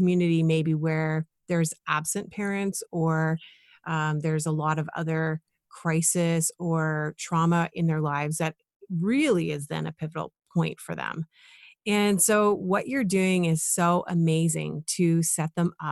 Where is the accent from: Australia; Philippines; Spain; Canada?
Canada; Ottawa, Ontario; now in Toronto, Canada; I grew up in Canada. I was in Ottawa growing up and like now in Toronto